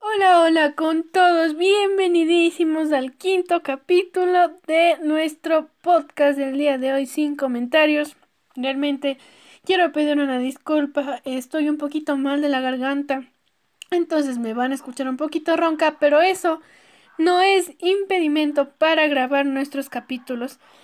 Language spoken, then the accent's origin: Spanish; Ecuador